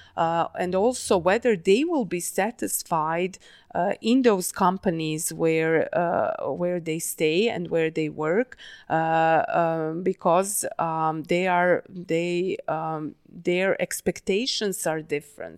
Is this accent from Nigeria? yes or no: no; Novi Sad, Vojvodina, Serbia; moved away; Novi Sad. Uh, not only that's my hometown